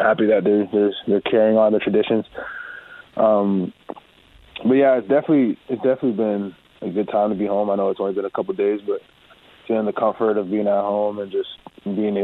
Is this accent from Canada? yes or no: yes; Edmonton, Alberta, Canada; I was born in Canada